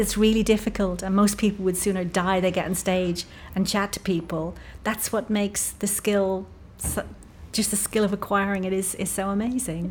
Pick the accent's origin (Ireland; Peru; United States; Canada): Ireland; I'm Irish